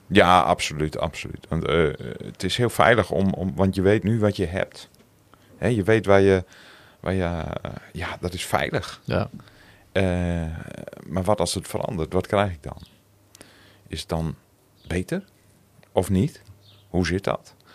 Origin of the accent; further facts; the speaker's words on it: Zandeweer, Groningen, Netherlands; accent: Gronings; moved away as an adult; also born or lived in Appingedam / Roden; now in Assen, Netherlands; Geboren in Appingedam, getogen in Zanderweer